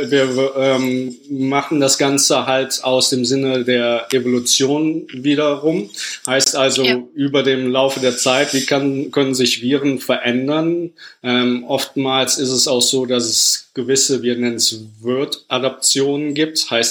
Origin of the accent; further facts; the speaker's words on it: Rhineland, Germany; also born or lived in United Kingdom / United States; now in Paris, France; Ähm, ich bin ursprünglich aus dem Rheinland, habe mich dann über Umwege von Großbritannien äh, fürs Studium in Mikrobiologie und Virologie dann über die USA jetzt momentan nach Paris verschlagen.